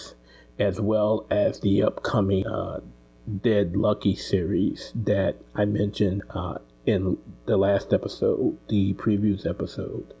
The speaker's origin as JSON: {"language": "English", "town": "New Orleans", "region": "Louisiana", "country": "United States", "tie": "born or raised there", "said": "my hometown of New Orleans"}